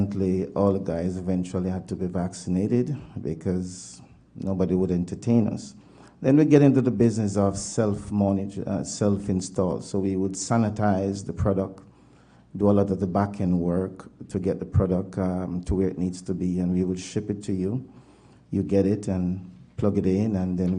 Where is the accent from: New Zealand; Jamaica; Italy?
Jamaica; moved away as an adult; also born or lived in Toronto, Canada; now in Winnipeg, Canada; Jamaican born, but Canadian citizen since 96.